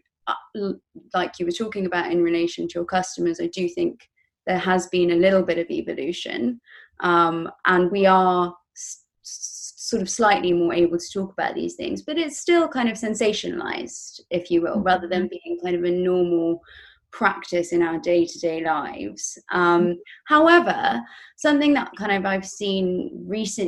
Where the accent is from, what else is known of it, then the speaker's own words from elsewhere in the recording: England, United Kingdom; I come from England, right? We're well known for being very uptight